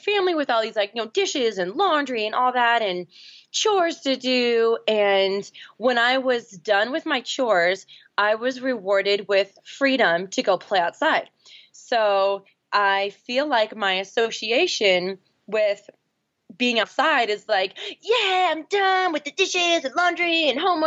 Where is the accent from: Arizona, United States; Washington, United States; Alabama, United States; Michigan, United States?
Washington, United States; Seattle; now in Boulder, United States; I grew up in Seattle, Washington, now live in Boulder, Colorado